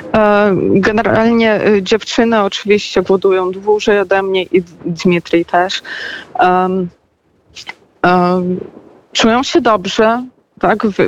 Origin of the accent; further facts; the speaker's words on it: Belarus; urodziłam się, dorastałam i w sumie już jestem no, dorosłą kobietą